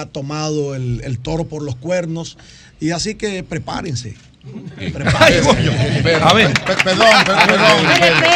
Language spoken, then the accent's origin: Spanish; Dominican Republic; sino también nuestra identidad como dominicanos, como un pueblo de fe, como un pueblo creyente